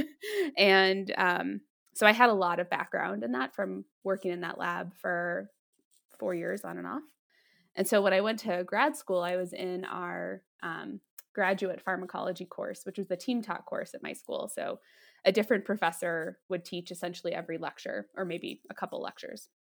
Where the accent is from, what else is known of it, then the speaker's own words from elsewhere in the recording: Denver, Colorado, United States; also born or lived in Washington, D.C.; I'm from Denver from Colorado